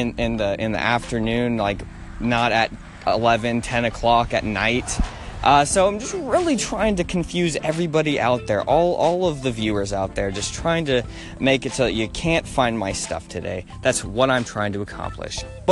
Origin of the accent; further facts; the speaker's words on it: Nashville, Tennessee, United States; I'm from Nashville